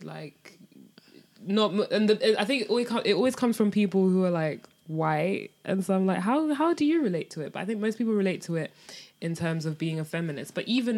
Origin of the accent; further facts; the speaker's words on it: United Kingdom; for us in the UK